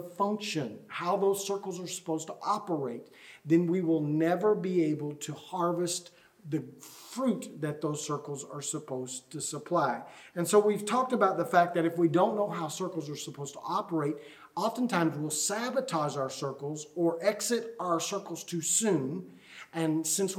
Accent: United States; we as American Christians

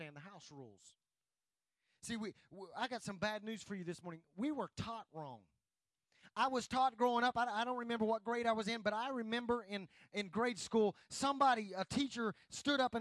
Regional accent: United States; I'm glad to be an American. I'm glad that God has allowed me to live here.

